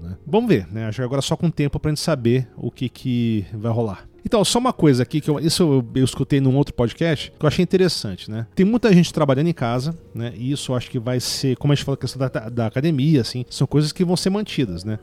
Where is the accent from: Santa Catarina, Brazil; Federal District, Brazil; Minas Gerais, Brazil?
Federal District, Brazil; Brasília; eu não sou de São Paulo, né? Eu sou nascido em Brasília